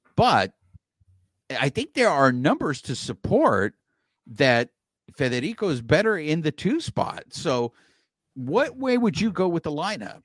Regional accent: Los Angeles, California, United States; We're from Los Angeles here, man. I mean, we got a lot of us over here on the east side

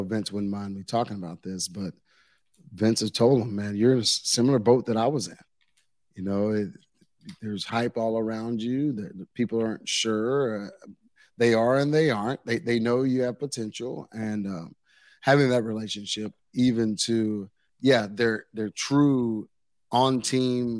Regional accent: Waco, Texas, United States; moved away; I'm from the Waco area

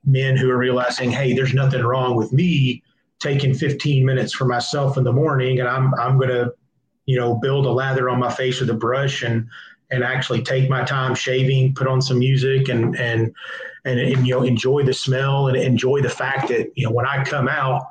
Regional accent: Subiaco, Arkansas, United States; I grew up in Subiaco. I know the challenges that come with living in rural Arkansas.

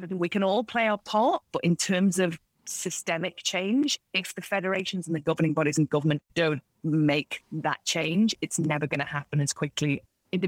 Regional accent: Isle of Man; also born or lived in South London; now in London, United Kingdom; the beach where I grew up in the Isle of Man, because I live now in South London

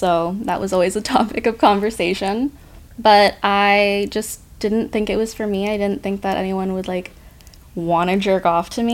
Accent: Pacific Northwest, United States; moved away as an adult; now in Los Angeles, United States; I'm from the Pacific Northwest

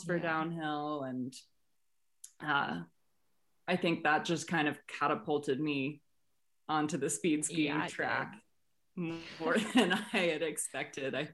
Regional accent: Massachusetts, United States; I'm from Massachusetts

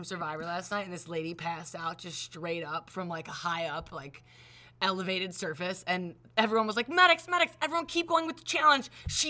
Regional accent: Cleveland, Ohio, United States

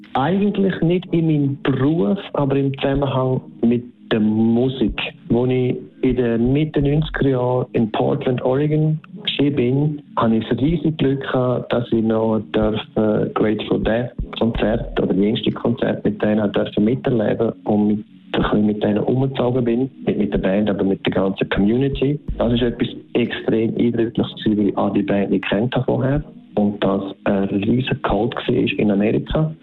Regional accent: Switzerland; bei uns in der Schweiz ist es sogar noch so, dass wir dann wie drei Märkte in einem haben mit drei Sprachen

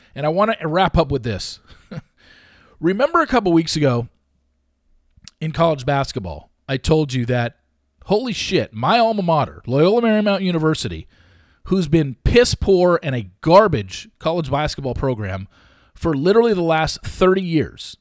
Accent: Southern California, United States; growing up in Southern California, working in sports talk radio during Kobe's prime years

